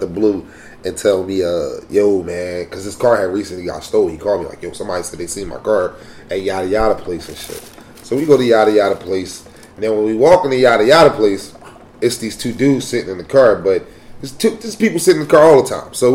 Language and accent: English; Philadelphia, Pennsylvania, United States; I'm from Philly.